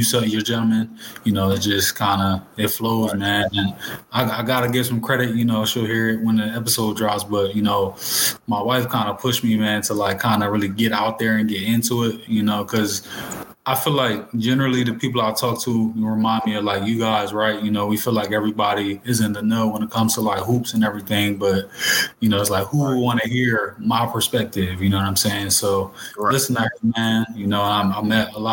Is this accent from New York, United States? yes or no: no; New Jersey, United States; I'm from Jersey